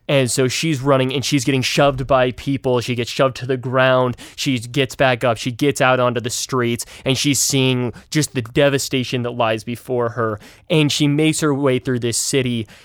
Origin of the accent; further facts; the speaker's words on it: Utah, United States; moved away; I'm originally from Utah